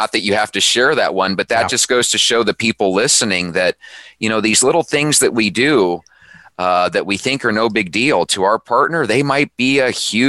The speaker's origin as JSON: {"language": "English", "region": "Arizona", "country": "United States", "tie": "born or raised there", "said": "as a young kid growing up in Arizona"}